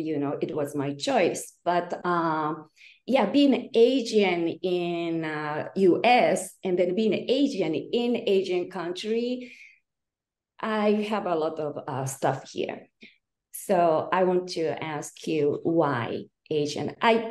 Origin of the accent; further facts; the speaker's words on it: Kyoto, Japan; moved away as an adult; also born or lived in United States; I'm originally from Kyoto, Japan. And now I'm joining from Japan. It's 10:20 a.m. And I live in U.S. 20 years, since I'm 24 to 44 around there.